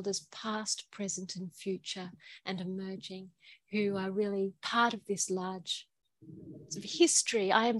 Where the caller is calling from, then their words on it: Queensland, Australia; I'm calling from Aboriginal country called Gubbi Gubbi, and I'm in Queensland in Australia.